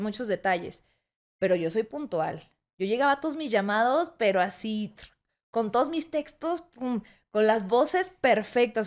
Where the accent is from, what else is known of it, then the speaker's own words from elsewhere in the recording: Toluca, State of Mexico, Mexico; also born or lived in Tijuana; soy de Tijuana pero desde muy chiquita me vine a mudar, me mudé a la Ciudad de México y luego al Estado de México, a Toluca específicamente